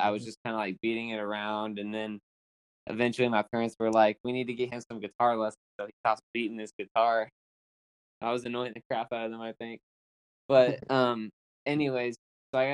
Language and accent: English; Oklahoma, United States; I'm from Oklahoma, by the way. I forgot to say that. But I'm from Oklahoma, United States